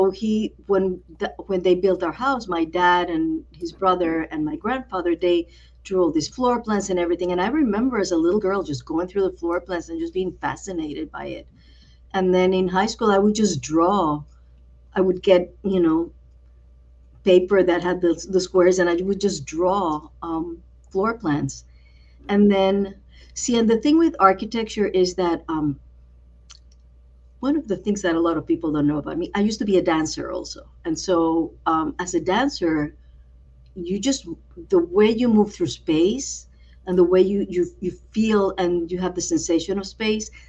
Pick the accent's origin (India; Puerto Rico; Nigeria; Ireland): Puerto Rico; San Juan; moved away; also born or lived in Brooklyn, New York; Like, I grew up around there. That's around where I grew up in Old San